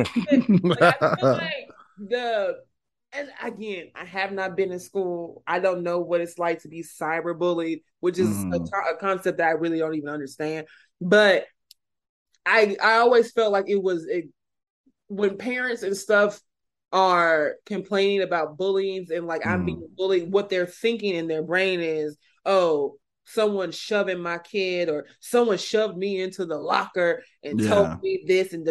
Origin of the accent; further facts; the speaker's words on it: the South, United States; I'm from the South. I'm close to Louisiana. I'm not near it. I'm not in it, but I'm close to it.